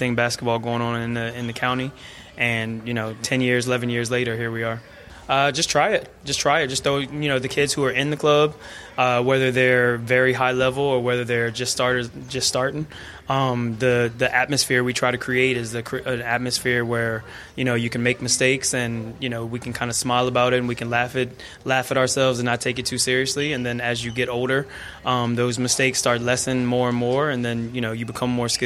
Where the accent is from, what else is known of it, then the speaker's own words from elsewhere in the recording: United States; moved away as an adult; now in Kilkenny, Ireland; I'm from America, obviously, where basketball is a little bit bigger than it is over here.